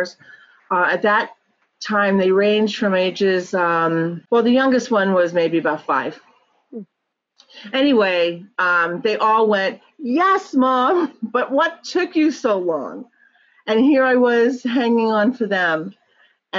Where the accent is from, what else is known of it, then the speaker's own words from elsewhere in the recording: New York, United States; moved away as an adult; now in California, United States; So I lived in New York, born and raised in New York.